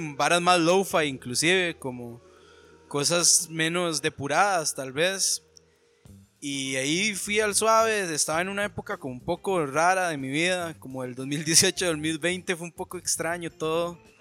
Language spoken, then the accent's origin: Spanish; Costa Rica; also born or lived in Los Angeles, United States; uno como tico